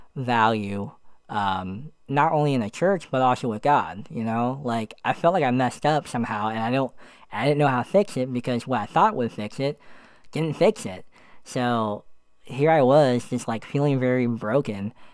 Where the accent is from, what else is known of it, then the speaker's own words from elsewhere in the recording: Allentown, Pennsylvania, United States; moved away as an adult; also born or lived in Florida; My hometown is Allentown, Pennsylvania